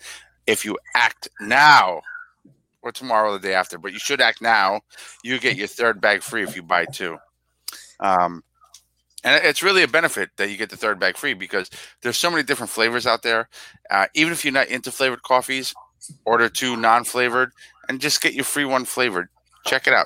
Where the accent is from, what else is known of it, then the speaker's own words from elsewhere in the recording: New York City, New York, United States; I grew up in that area. I grew up in Woodside.